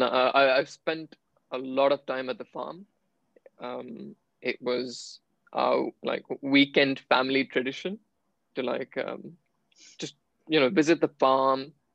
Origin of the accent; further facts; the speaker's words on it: Coimbatore, Tamil Nadu, India; moved away; also born or lived in United Kingdom; I was raised 50-50 in the UK and in India. So I'm originally from Coimbatore, and yes, I'm Tamil